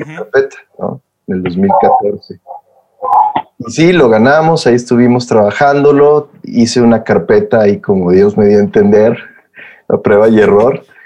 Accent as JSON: {"language": "Spanish", "town": "Saltillo", "region": "Coahuila", "country": "Mexico", "said": "Soy el único de mi familia que soy de Saltillo"}